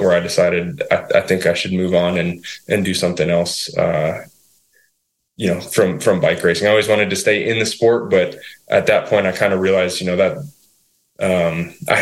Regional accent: Utah, United States; moved away as an adult; now in Vermont, United States; I grew up in Utah

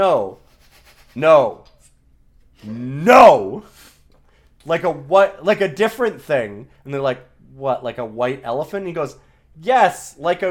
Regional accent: Canada; I'm Canadian

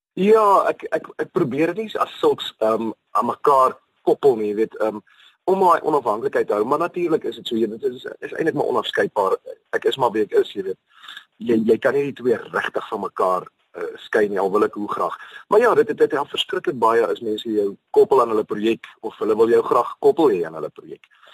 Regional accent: South Africa; ek is 'n Suid-Afrikaner, boosie na die bosveld uit.

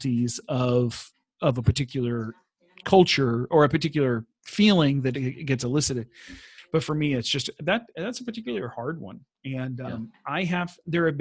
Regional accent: Texas, United States; moved away as an adult; also born or lived in North Africa / Central Asia; now in Sweden; I am a Texan.

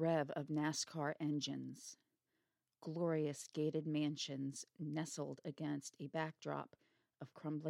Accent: Delaware, United States; I'm talking about my home state of Delaware.

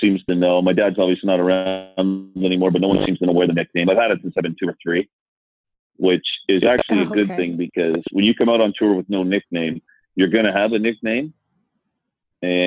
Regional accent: Canada; moved away; I grew up in Canada

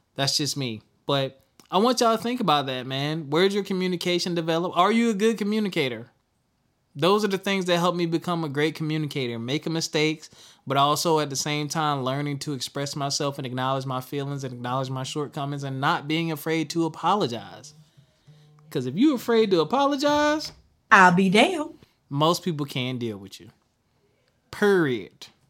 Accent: Philadelphia, Pennsylvania, United States; accent: Philly accent, Southern accent; also born or lived in Spartanburg, South Carolina; I grew up in South Carolina slash Philadelphia, was kindergarten to sixth grade. I was in Spartanburg, South Carolina, uh, seventh grade through 12th grade or finished, finishing high school. I was in Philadelphia, Pennsylvania

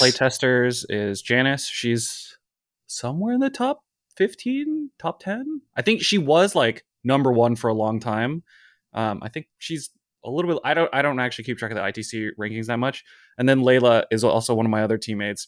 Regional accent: West Coast, United States; now in Brooklyn, United States; I'm originally from the West Coast. I'm on the East Coast now

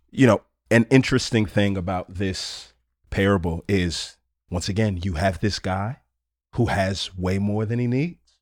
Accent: Houston, Texas, United States; I grew up here in Houston, Texas

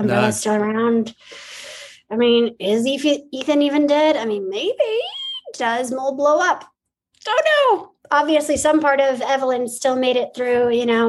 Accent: Montana, United States; I was born in Montana

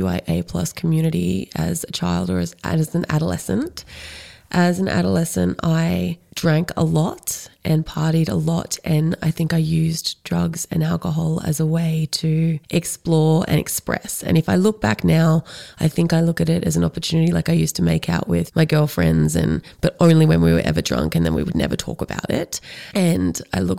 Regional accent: Canberra, Australian Capital Territory, Australia; moved away as an adult; also born or lived in Sydney, Australia; now in Central Victoria, Australia; I grew up in middle-class, white, suburban Canberra

